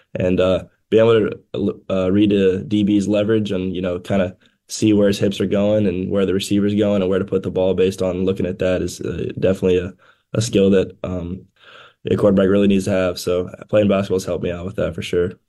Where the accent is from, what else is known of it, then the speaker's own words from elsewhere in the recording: Tennessee, United States; my home state